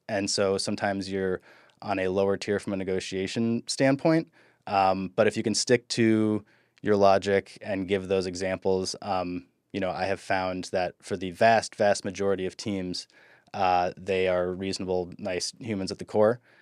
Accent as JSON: {"language": "English", "region": "Midwest", "country": "United States", "moved": "yes", "said": "I'm from the Midwest"}